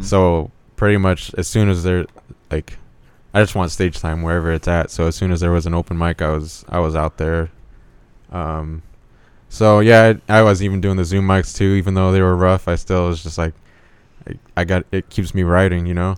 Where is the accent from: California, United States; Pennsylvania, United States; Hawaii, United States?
California, United States; Indio; moved away as an adult; also born or lived in Lake Havasu, Arizona; now in Phoenix, United States; I was raised in Indio, California